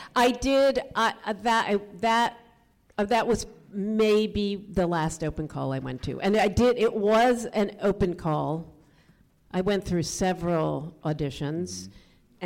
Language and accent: English; a Washington D.C. suburb, Maryland, United States; moved away; also born or lived in New York; I grew up in a, a Washington D.C. suburb